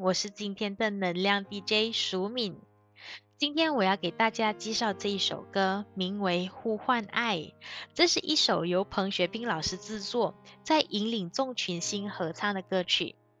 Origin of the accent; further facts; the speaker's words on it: Malaysia; 我是马来西亚人